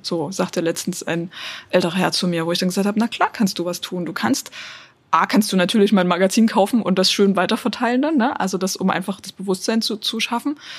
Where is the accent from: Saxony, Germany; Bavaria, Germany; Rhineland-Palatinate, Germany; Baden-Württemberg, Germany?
Saxony, Germany; Dresden; ich komme aus Dresden